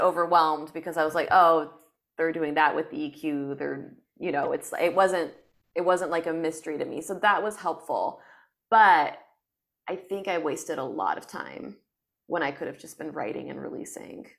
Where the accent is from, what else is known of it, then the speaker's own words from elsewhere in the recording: France; moved away as an adult; also born or lived in China / United States; now in Los Angeles, United States; I grew up in France